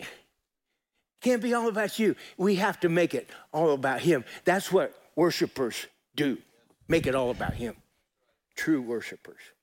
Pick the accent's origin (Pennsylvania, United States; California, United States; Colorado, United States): Colorado, United States; I grew up in Colorado